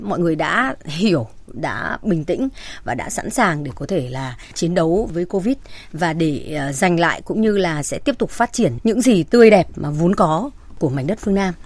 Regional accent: Hanoi, Vietnam; công dân Hà Nội đã bay vào

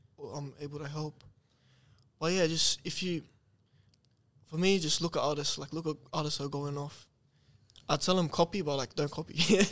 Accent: Mandurah, Western Australia, Australia; Like, it's obviously I'm always going to get targeted because I'm from Mandurah.

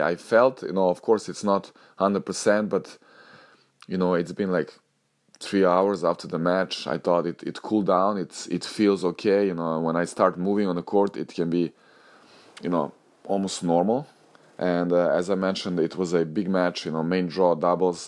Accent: Novi Sad, Vojvodina, Serbia; moved away; Novi Sad, this is my hometown

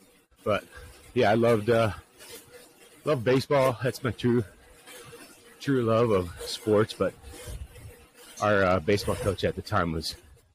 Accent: Minnesota, United States; Yeah, born and raised in Minnesota, just west of the Twin Cities area. Grew up a lifelong Minnesota sports fans, except for the Vikings.

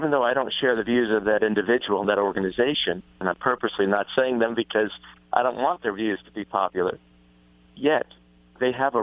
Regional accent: New Jersey, United States; I'm from New Jersey

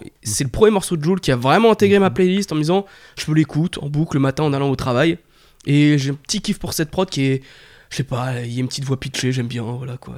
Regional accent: Paris, Île-de-France, France; Moi, je suis un Parisien

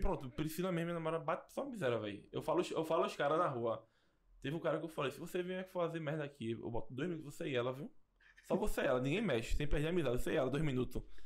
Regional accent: Brazil; Eu sou de Nova Jersey, Nova Descoberta.

